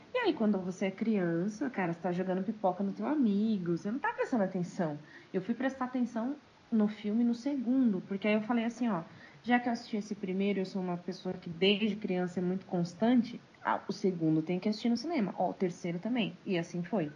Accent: São Paulo, Brazil; eu sou de São Paulo.

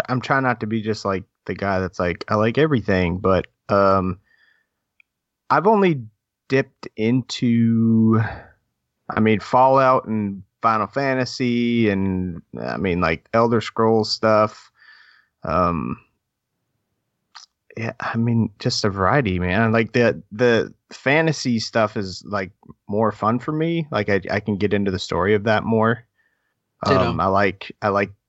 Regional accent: Minnesota, United States; now in Kentucky, United States; I'm originally from Minnesota. Now I live in Kentucky

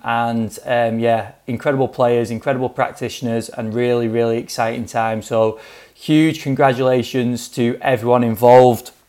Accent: England, United Kingdom; as an Englishman

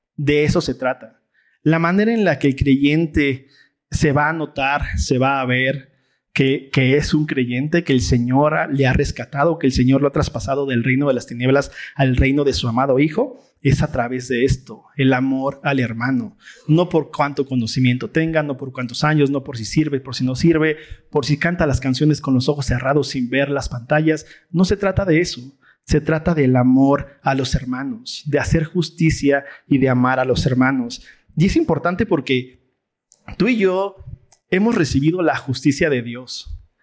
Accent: Mexico; nuestra cultura folclórica mexa

